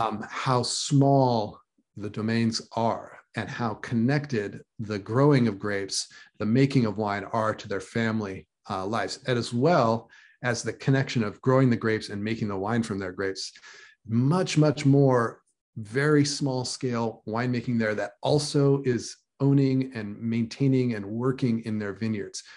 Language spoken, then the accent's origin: English; California, United States; also born or lived in San Fernando Valley, California / Bay Area, California; I grew up in Lake Tahoe